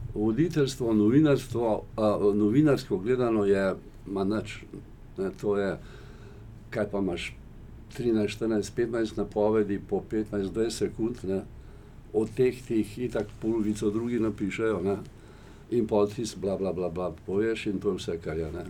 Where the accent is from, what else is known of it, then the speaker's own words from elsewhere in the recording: Slovenia; Slovenci smo